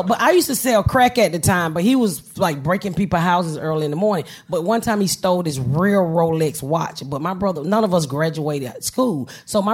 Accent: United States; I'm from the United States of America

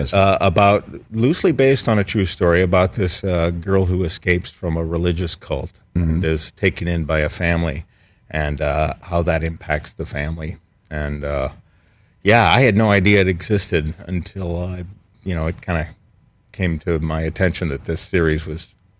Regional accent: Midwest, United States; So which is perfect for growing up in the Midwest.

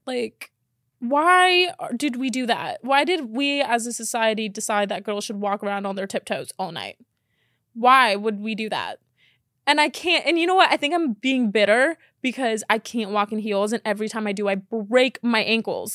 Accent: Miami, Florida, United States; moved away; also born or lived in Texas; I'm from Miami, so I know what hot is

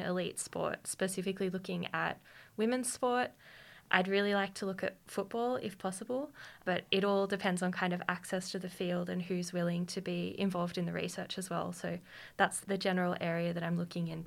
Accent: Queanbeyan, New South Wales, Australia; also born or lived in Canberra; I grew up in Queanbeyan

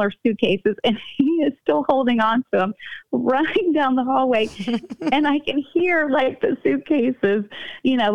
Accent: Midwest, United States; We're from the Midwest

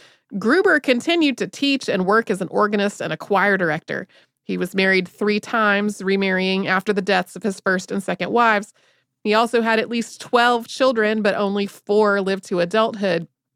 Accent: Wellington, New Zealand; My hometown of Wellington, New Zealand, has a cable car.

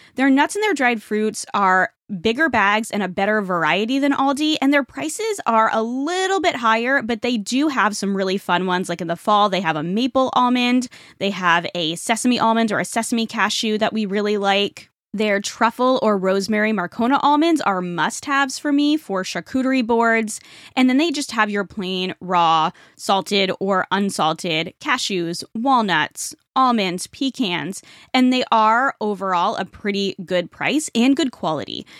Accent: Rhode Island, United States; moved away; also born or lived in Toronto; I grew up in Rhode Island, which is the smallest state.

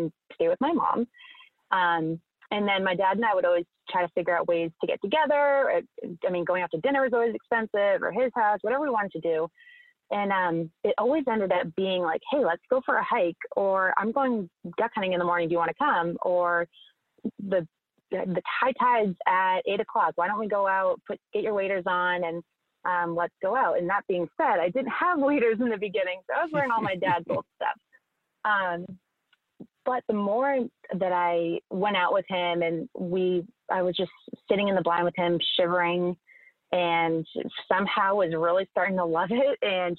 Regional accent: Cape Cod, Massachusetts, United States; I grew up on Cape Cod, Massachusetts

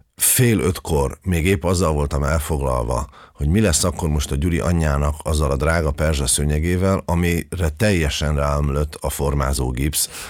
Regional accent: Budapest, Hungary; Én abban az újlipotvárosi részben nőttem föl

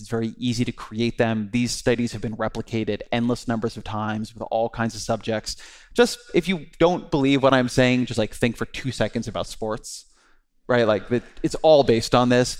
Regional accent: California, United States; I am Jewish, I'm Californian, I'm a father

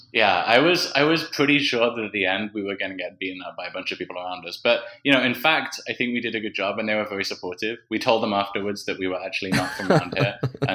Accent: United Kingdom; he doesn't know that we're British.

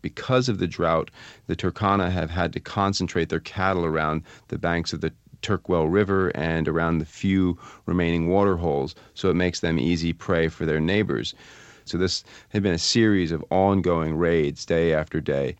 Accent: Vermont, United States; I'm from Vermont

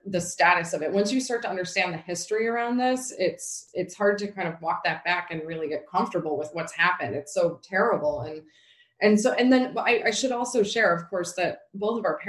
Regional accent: New York, United States; also born or lived in Boston; growing up in New York State

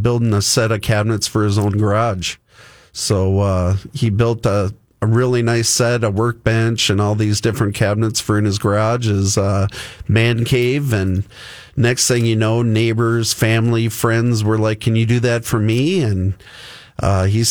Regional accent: Ramsey, Minnesota, United States; I'm actually from Ramsey. I grew up not even 2 miles from the shop.

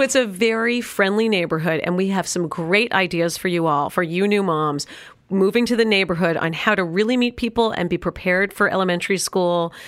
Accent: New York City, New York, United States; also born or lived in Los Angeles; now in Park Cities, United States; I grew up in New York City

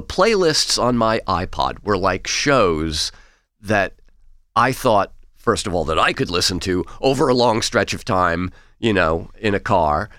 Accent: New York City, New York, United States; I grew up in Queens

